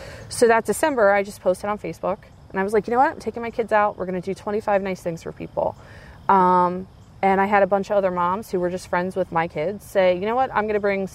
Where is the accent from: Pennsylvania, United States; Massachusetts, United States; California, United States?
Pennsylvania, United States; Coatesville; moved away as an adult; now in Springford, United States; I was raised in Coatesville.